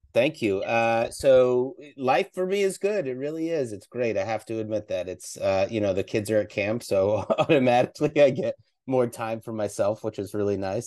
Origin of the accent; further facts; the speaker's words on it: East Coast, United States; moved away; growing up on the East Coast.